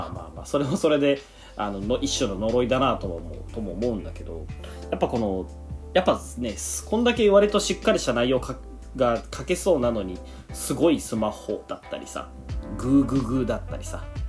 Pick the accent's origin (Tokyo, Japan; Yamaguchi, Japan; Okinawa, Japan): Yamaguchi, Japan; moved away; 俺の家の方に実家の方に山口県なんだけど